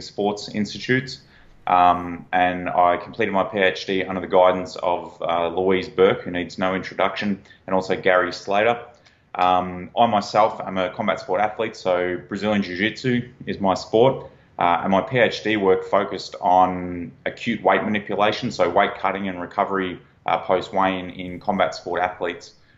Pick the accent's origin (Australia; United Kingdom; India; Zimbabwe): Australia; accent: Australian; I'm an Australian national, if you can't tell from the accent.